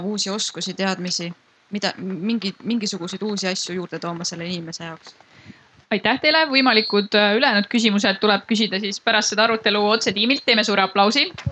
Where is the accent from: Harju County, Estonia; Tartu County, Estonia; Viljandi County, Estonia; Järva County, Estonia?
Harju County, Estonia; Tallinn; me oleme ise kõik Tallinnast